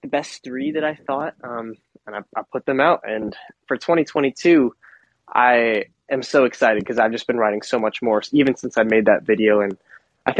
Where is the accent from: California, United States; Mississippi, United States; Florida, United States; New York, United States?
Florida, United States; Miami; moved away as an adult; also born or lived in Boston, Massachusetts; now in Nashville, United States; I'm from Miami, Florida